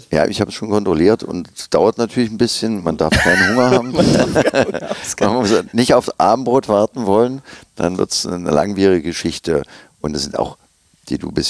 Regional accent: Olvenstedt, Saxony-Anhalt, Germany; Dazwischen hatten meine Eltern eine Gärtnerei und ich bin aufgewachsen in der Gärtnerei beziehungsweise auf dem Friedhof da in Olfenstedt.

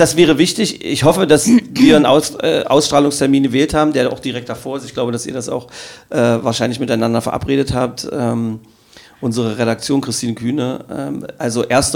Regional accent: Magdeburg, Saxony-Anhalt, Germany; ich als Magdeburger Kind

